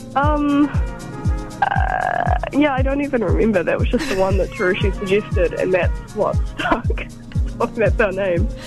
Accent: Palmerston North, Manawatū-Whanganui, New Zealand; just in Palmerston North, there's a whole bunch of cool people who either make art or make music. Um, so growing up around them

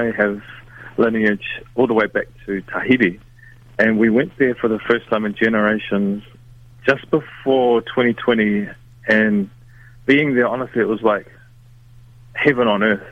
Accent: Whanganui, Manawatū-Whanganui, New Zealand; Growing up in Whanganui, you know, we're right by the river

